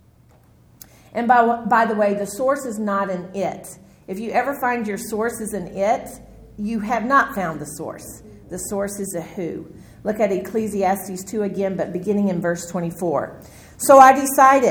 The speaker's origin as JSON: {"language": "English", "region": "Texas", "country": "United States", "said": "I'm from Texas"}